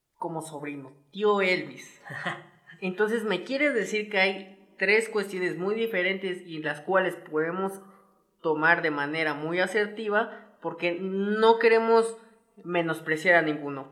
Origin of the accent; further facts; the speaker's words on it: Mexico; yo como aficionado mexicano, como este patriota puro